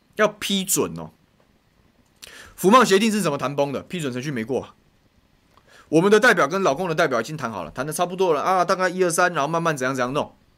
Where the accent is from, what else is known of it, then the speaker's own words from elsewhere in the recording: Taiwan; 以前我们吃，台湾人吃台湾米啊